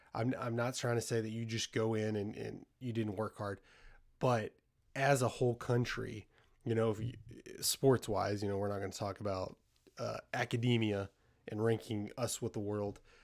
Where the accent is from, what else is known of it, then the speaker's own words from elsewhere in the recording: United States; As an American